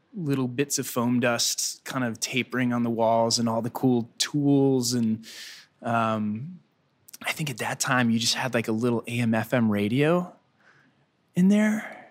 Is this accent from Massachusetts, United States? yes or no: no; Hatteras, North Carolina, United States; also born or lived in Chicago; now in Wilmington, United States; when I was a kid growing up in Hatteras